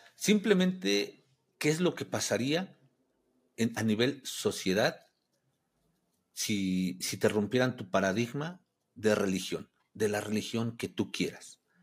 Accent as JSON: {"language": "Spanish", "country": "Mexico", "said": "soy de México"}